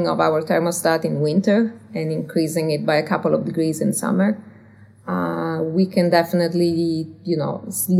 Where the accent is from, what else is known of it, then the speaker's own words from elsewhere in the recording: Turin, Piedmont, Italy; English is a second language; moved away as an adult; now in United States; I'm from Italy originally.